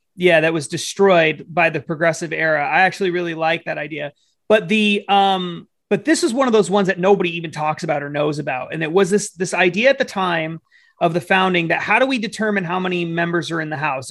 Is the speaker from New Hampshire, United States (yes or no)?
yes; New Hampshire, United States; I come from New Hampshire